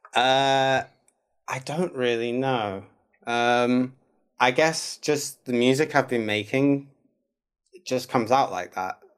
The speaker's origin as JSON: {"language": "English", "town": "Manchester", "region": "North West England", "country": "United Kingdom", "moved": "as an adult", "lives_now": "Oakland, United States", "said": "I'm from Manchester, so I'm from the same town"}